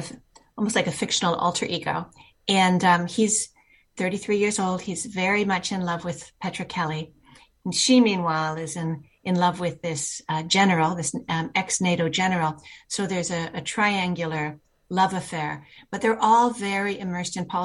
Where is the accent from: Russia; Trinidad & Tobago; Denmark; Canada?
Canada; Horseshoe Bay, British Columbia; I grew up in Horseshoe Bay